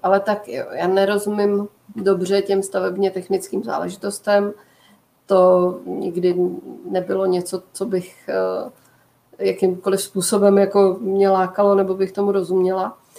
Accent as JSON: {"language": "Czech", "region": "Prague", "country": "Czechia", "said": "já jsem z Prahy"}